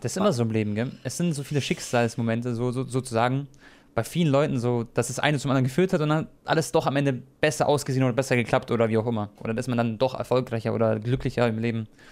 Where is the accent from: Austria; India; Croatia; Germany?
Croatia; ich bin ja Kroate